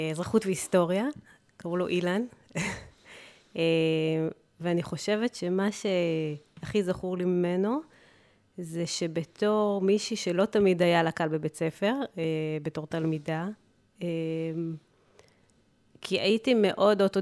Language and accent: Hebrew; Israel; אני גדלתי במושב קטן, אה, וכל מקום שהייתי צריכה לצאת אליו, הייתי צריכה שההורים יקפיצו אותי